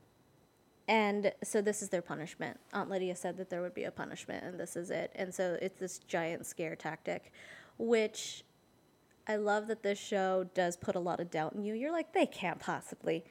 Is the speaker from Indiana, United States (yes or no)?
no; Los Angeles, California, United States; now in Baltimore, United States; I'm originally from Los Angeles, California. I now live in Baltimore, Maryland